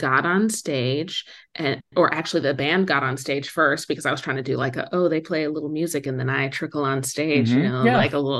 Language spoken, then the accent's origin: English; Philadelphia, Pennsylvania, United States; also born or lived in San Francisco / Minneapolis / Boston / Brooklyn; now in Los Angeles, United States; So yeah, I was born in San Francisco. I spent my elementary school days in Minneapolis, my middle school and high school days in Philadelphia, went to college in Boston. I was in Brooklyn for 8 years and I just moved to LA in September.